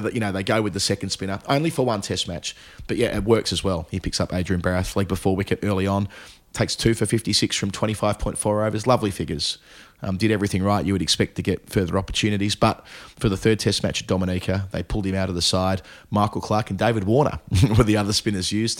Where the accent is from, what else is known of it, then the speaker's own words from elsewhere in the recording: Australia; now in United Kingdom; as a youngster growing up in Australia at the time